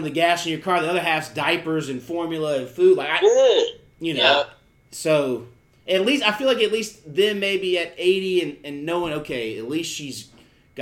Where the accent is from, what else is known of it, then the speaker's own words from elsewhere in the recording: the South, United States; growing up in the South